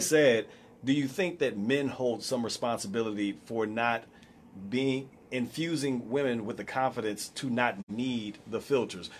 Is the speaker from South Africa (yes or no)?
no; United States; we're indoctrinated, even as minorities, to have pride in being American